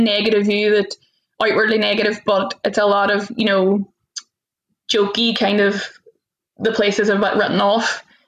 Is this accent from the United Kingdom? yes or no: yes; the north of England, United Kingdom; that is kind of par for the course as a Northerner, I find.